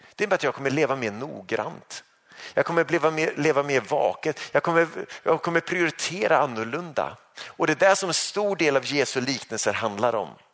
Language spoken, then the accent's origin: Swedish; Sweden; som svensk